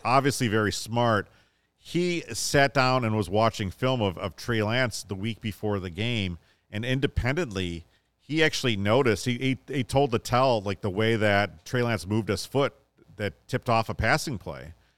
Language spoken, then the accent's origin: English; Chicago, Illinois, United States; a boy growing up in Chicago